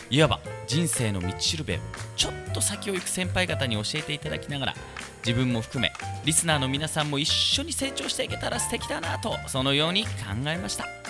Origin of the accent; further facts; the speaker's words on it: Tomakomai, Hokkaido, Japan; now in Tokyo, Japan; 私はあの苫小牧という町の出身なんですけど